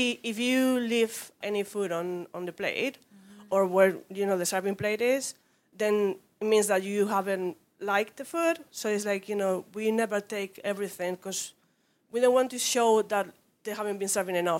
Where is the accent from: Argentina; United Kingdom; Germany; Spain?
Spain; I'm from Spain.